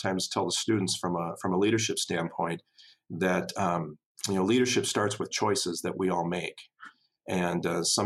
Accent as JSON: {"language": "English", "town": "Tyler", "region": "Minnesota", "country": "United States", "tie": "born or raised there", "said": "I grew up in Tyler, Minnesota, population 1,250 people in southwestern Minnesota."}